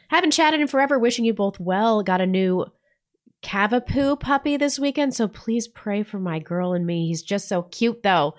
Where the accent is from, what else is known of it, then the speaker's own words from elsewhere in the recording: Missouri, United States; now in North Idaho, United States; I grew up in Missouri